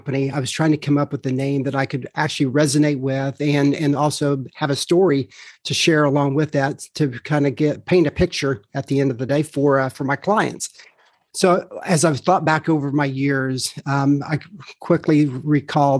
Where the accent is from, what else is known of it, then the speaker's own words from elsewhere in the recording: Illinois, United States; moved away as an adult; now in Charlotte, United States; So I grew up in the Midwest. We grew up in Illinois